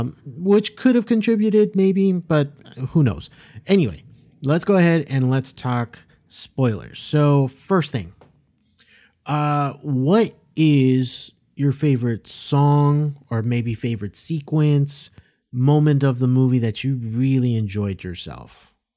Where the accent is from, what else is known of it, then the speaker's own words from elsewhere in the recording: South Florida, United States; growing up in South Florida because, yeah, like, we know a bunch of Hispanic people